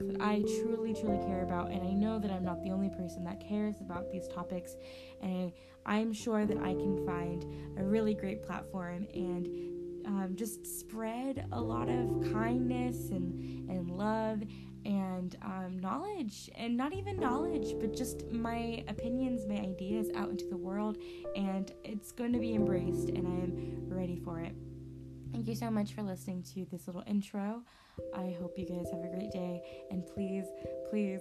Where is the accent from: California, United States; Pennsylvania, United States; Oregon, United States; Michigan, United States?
California, United States; Southern; moved away as an adult; also born or lived in Washington State; now in Washington, United States; I was born and raised in Southern California